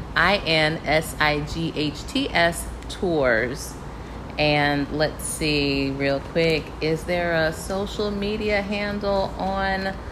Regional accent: Charleston, South Carolina, United States; moved away; I grew up in Charleston

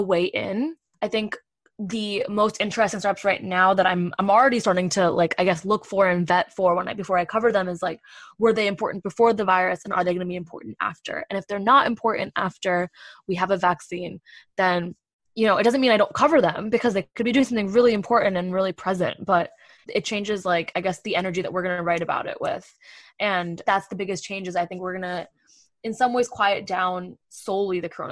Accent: East Coast, United States; born or raised there; moved away as an adult; now in San Francisco, United States

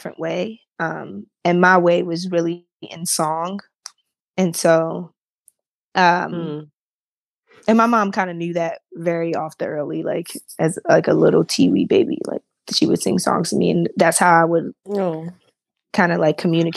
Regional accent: Baltimore, Maryland, United States; my pastor that I grew up with in Baltimore

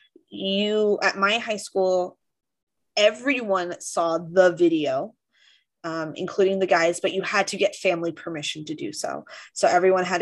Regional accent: Orange County, California, United States; growing up in Orange County

